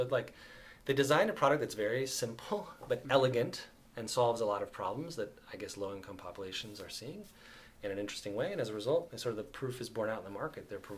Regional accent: Philadelphia, Pennsylvania, United States; I grew up in Philadelphia

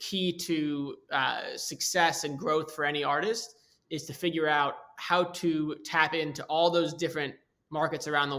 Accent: New York, United States; I grew up in New York

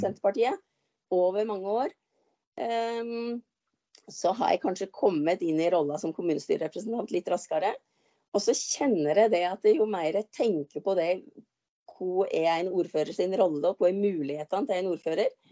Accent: Nesbyen, Buskerud, Norway; also born or lived in Oslo; mamma og pappa flytta hjem igjen og overtok eh, odelsgården til mor mi, eller småbruket

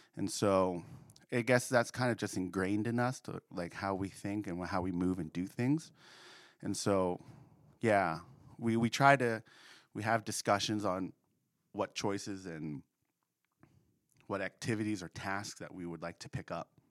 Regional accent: Wilmington, Delaware, United States; now in Central Pennsylvania, United States; I was born and raised in Delaware, uh, the suburbs of Wilmington City.

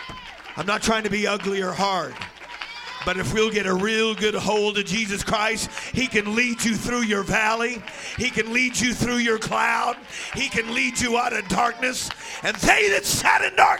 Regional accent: the Northwest, Pacific Northwest, United States; moved away; Now, I come from the Northwest

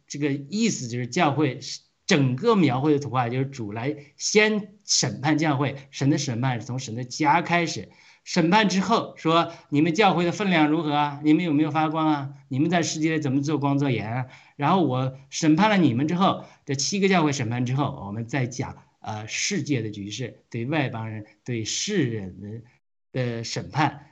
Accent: Hebei, China; 我们是河北的，米，产面很多的

